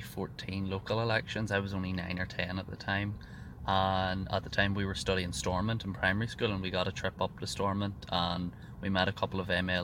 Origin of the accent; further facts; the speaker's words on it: South Armagh, Northern Ireland, United Kingdom; Well, I'm 17. I'm from South Armagh. I come from a bit of a nationalist community.